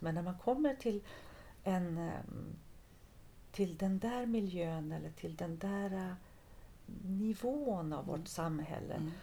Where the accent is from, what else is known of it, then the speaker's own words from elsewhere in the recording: Halmstad, Halland County, Sweden; moved away; also born or lived in France; jag är ju född och uppvuxen i Halmstad